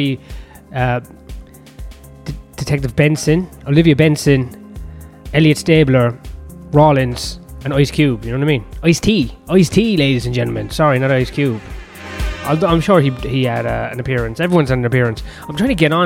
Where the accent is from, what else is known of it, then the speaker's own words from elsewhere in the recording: Ireland; I'm Irish